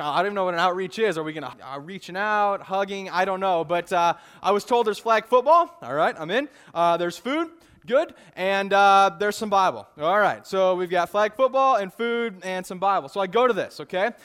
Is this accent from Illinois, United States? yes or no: yes; Illinois, United States; moved away; I grew up in Illinois